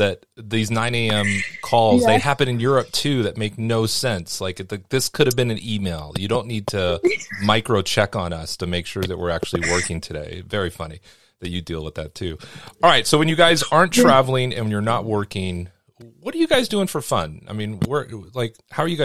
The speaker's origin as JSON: {"language": "English", "town": "Los Angeles", "region": "California", "country": "United States", "tie": "born or raised there", "said": "I grew up in Los Angeles."}